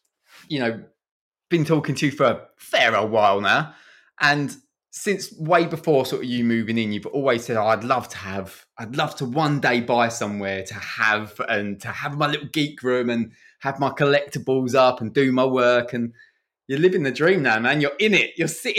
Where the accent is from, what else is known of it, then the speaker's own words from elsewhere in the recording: East of England, United Kingdom; I'm still clinging on to the Essex roots there. It's, I'm just over from the Dartford Bridge, so not too far.